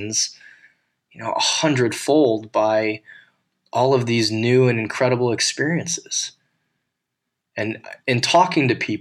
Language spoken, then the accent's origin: English; United States; an American white male at 39 years old